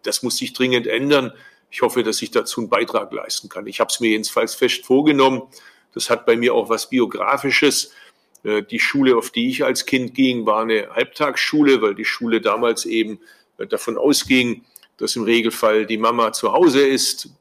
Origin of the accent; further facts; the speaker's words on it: Swabia, Germany; als Schwabe